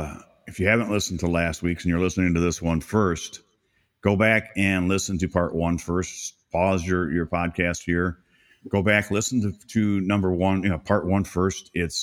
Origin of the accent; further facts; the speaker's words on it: Port Huron, Michigan, United States; now in Florida, United States; And it's right next to a bigger town, which was where Tim lives and where I grew up in Port Huron. It's a great little area. It's not a little area anymore. It's growing, isn't it?